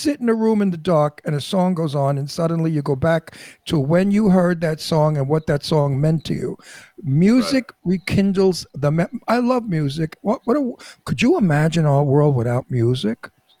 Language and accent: English; New York City, New York, United States; also born or lived in Florida; I was born in the Red Hook Projects in Brooklyn. I'm a project boy.